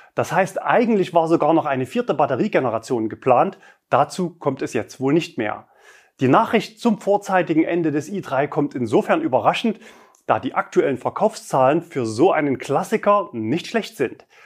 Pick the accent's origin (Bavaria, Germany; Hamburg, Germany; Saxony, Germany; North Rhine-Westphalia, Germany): Saxony, Germany; Leipzig; in Leipzig, also meiner Heimatstadt